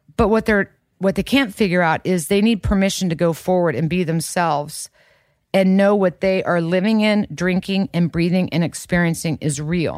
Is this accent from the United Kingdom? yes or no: no; Kansas, United States; growing up in Kansas